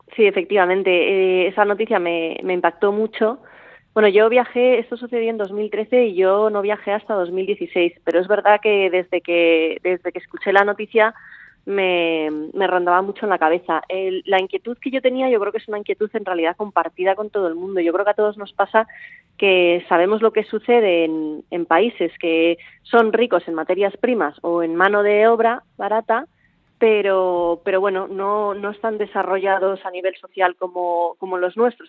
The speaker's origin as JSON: {"language": "Spanish", "town": "Bilbao", "region": "Basque Country", "country": "Spain", "moved": "yes", "lives_now": "Mallorca, Spain", "said": "que vaya muy bien por Bilbao, que echo de menos mi tierra"}